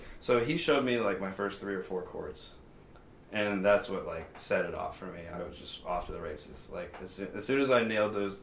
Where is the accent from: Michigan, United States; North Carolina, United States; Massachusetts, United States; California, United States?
North Carolina, United States; now in Las Vegas, United States